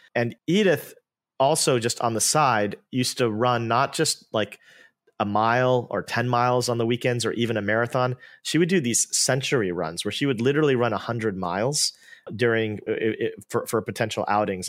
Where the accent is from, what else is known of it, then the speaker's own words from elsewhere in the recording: Bay Area, California, United States; I'm an Indian-American. I grew up in the Bay Area